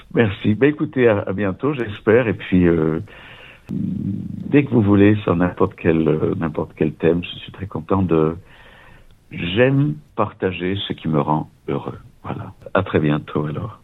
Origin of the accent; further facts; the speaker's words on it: Nice, Provence-Alpes-Côte d'Azur, France; moved away as an adult; also born or lived in Vienna; je suis né à Nice, et quand j'avais 23 ans, après la maîtrise de droit et puis des études au conservatoire euh, de Nice